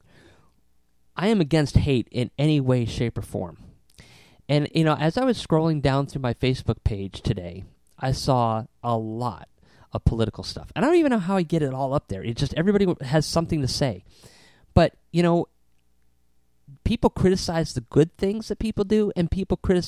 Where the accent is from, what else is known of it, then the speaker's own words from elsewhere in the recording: Southington, Connecticut, United States; growing up in Southington, Connecticut, they used to have this green, and we used to have the Apple Festival